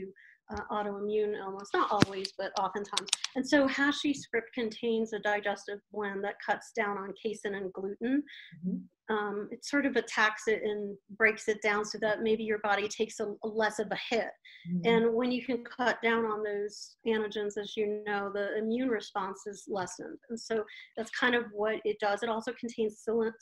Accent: Colorado, United States; I'm from Colorado

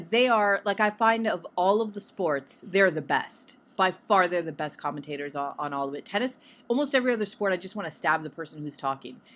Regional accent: Vancouver, British Columbia, Canada; I'm from Vancouver.

